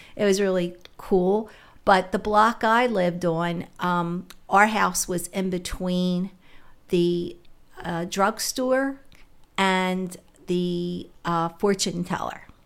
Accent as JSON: {"language": "English", "town": "Philadelphia", "region": "Pennsylvania", "country": "United States", "tie": "born or raised there", "said": "I was born in West Philly in the 50s"}